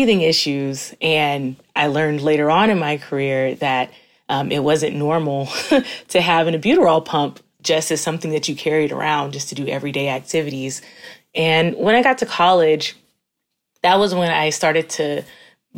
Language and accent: English; Florida, United States; I grew up in the South. I grew up in Florida